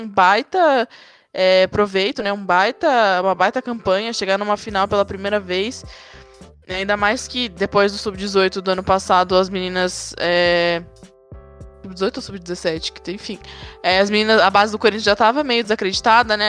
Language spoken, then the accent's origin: Portuguese; São Paulo, Brazil; accent: paulista; a gente aqui com esse sotaque paulista